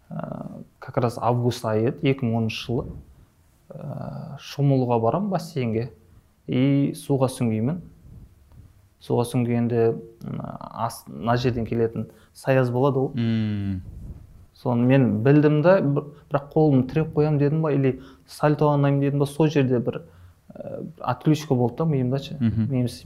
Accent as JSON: {"language": "Kazakh", "region": "Shymkent", "country": "Kazakhstan", "tie": "born or raised there", "also_born_or_lived": "Almaty", "said": "дүниеге келгенмін шымкент қаласының тумасымын ыыы ә, екі мың оныншы жылы мектепті бітірдім қазақ түрік лицейін шымкенттегі"}